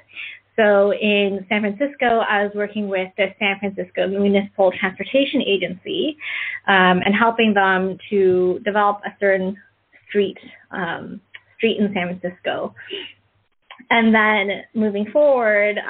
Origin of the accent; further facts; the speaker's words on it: Markham, Ontario, Canada; moved away as an adult; growing up in Canada, I grew up in Markham, Ontario, small suburb outside of Toronto